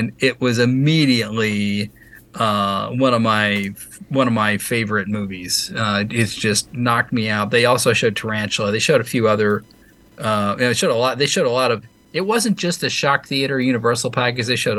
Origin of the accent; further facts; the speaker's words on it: Louisville, Kentucky, United States; I grew up in Louisville, Kentucky